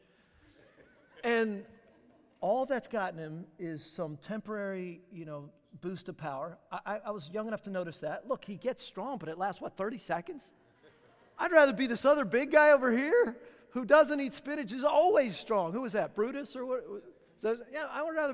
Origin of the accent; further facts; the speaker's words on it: Southern California, United States; now in Charlotte, United States; I'm from Southern California